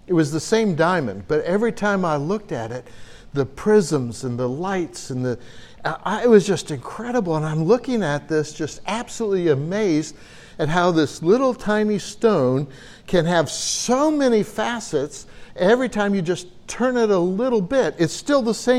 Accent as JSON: {"language": "English", "country": "United States", "accent": "American", "said": "my American accent"}